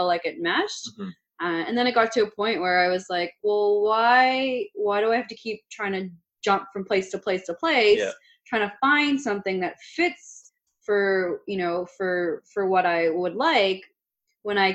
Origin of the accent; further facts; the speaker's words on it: Richmond Hill, Ontario, Canada; I grew up in Richmond Hill